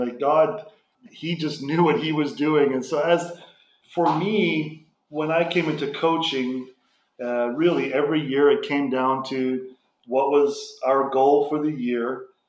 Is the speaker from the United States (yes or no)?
no; Canada; also born or lived in Zimbabwe; And I left Africa in 1988 and being Canadian, went back to Canada to go to schooling and met my wife